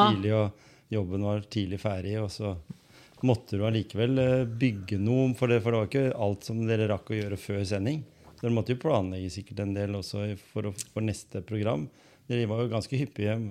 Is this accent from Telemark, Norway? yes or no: yes; Skien, Telemark, Norway; vi er jo fra Skien